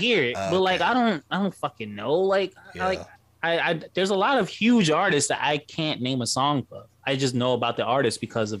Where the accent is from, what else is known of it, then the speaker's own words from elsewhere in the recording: New York City, New York, United States; I grew up in Harlem, so like we weren't really listening to the …. We were listening to like soulful stuff, like and hip-hop and rap. Like, we were in New York City